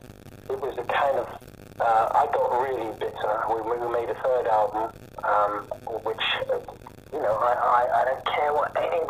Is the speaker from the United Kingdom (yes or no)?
yes; United Kingdom; we're all British